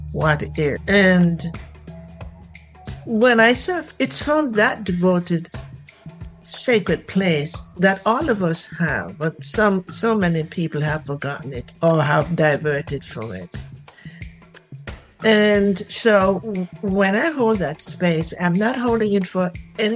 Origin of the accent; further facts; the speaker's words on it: Jamaica; moved away; Jamaica. In Jamaica.